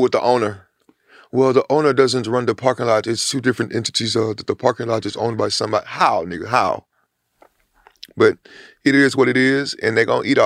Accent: Houston, Texas, United States; I'm from Studio Wood

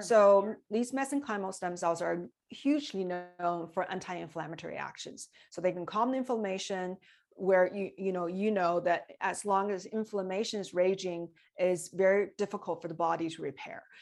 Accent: China; moved away as an adult; I came from China when I was twenty years old, so I had full education in China

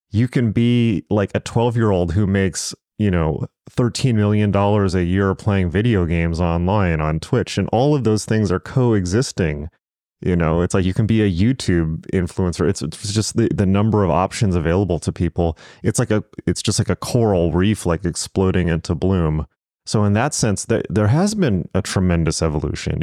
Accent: Southern California, United States; I'm from Southern California. I'm from the West Coast

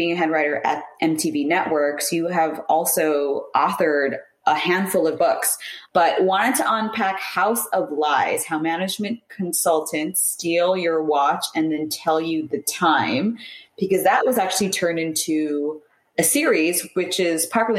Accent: San Francisco, California, United States; also born or lived in Seattle, Washington / Paris, France; now in Sydney, Australia; So I'm in Australia, but originally from San Francisco, California. So everyone back home, I do miss seeing in person. I've lived in Seattle, Washington, Paris, France, Sydney, Australia

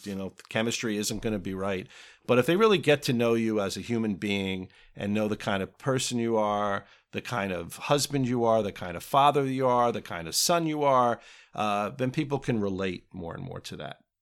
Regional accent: Springfield, New Jersey, United States; also born or lived in Westfield, New Jersey; I grew up not far from here in Springfield, New Jersey

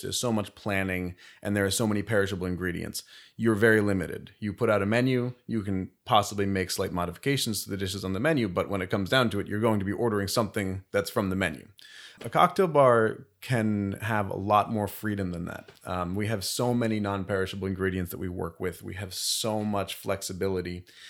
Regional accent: Bethlehem, Pennsylvania, United States; moved away as an adult; now in Philadelphia, United States; I'm from Bethlehem, Pennsylvania originally

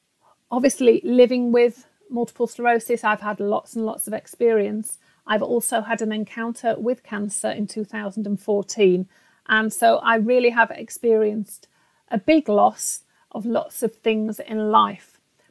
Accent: Yorkshire and the Humber, United Kingdom; accent: Yorkshire; you can expect the occasional slip back into my Yorkshire accent.

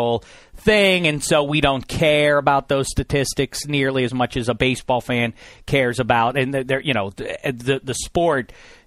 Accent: Pittsburgh, Pennsylvania, United States; as a kid growing up in Pittsburgh

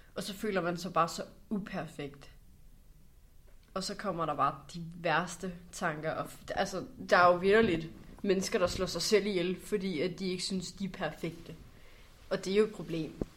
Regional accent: North Zealand, Capital Region of Denmark, Denmark; jeg kommer fra Nordsjælland

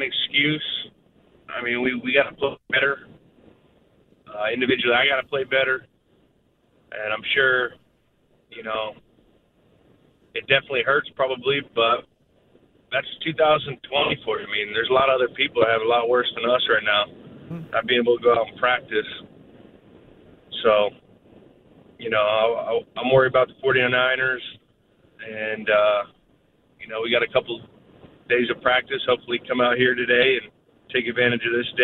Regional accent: United States; an American that grew up here in this country

